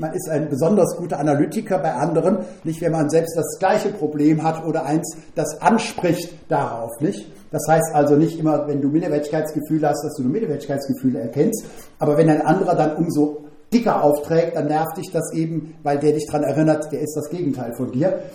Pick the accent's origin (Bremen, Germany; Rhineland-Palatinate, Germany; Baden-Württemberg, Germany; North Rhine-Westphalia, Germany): Rhineland-Palatinate, Germany; Bad Ems; Groß geworden in Bad Ems bin ich mit meinem Bruder zusammen bis zum Abi in ein Doppelzimmer